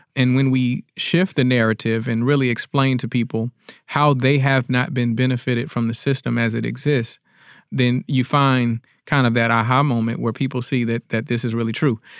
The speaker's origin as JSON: {"language": "English", "town": "Detroit", "region": "Michigan", "country": "United States", "moved": "yes", "lives_now": "Jackson, United States", "said": "I'm originally from Detroit"}